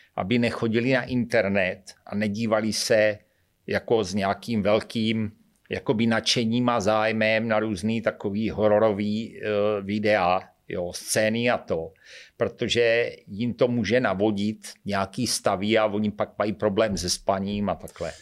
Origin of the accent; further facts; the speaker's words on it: Šlapanice, South Moravian Region, Czechia; já jsem ze Šlapaní, Cubrna Brna